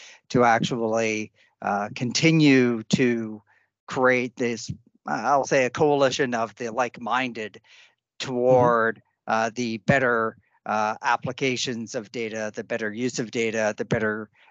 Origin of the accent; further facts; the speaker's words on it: Canada; accent: plain; My background is as a Canadian, which you may be able to tell because of my very plain accent and the fact that I apologize for things constantly